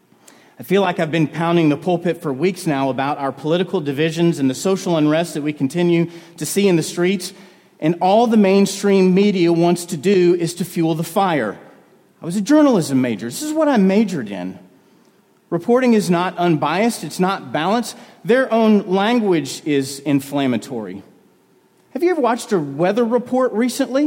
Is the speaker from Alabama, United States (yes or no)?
no; North Carolina, United States; people that I grew up in North Carolina